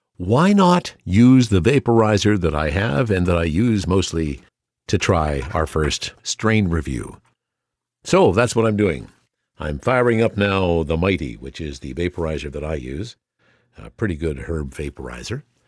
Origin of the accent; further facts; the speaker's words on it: Nelson, British Columbia, Canada; now in Okanagan, Canada; a guy from Nelson, and often when I tell people I'm from Nelson